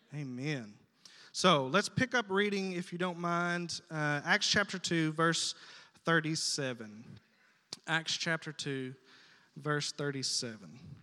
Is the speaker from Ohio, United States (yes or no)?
no; South Arkansas, United States; moved away; I'm from South Arkansas, okay? So I got this vocabulary in me that's not common to all men